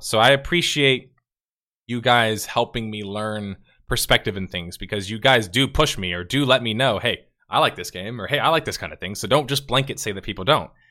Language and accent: English; United States; As an American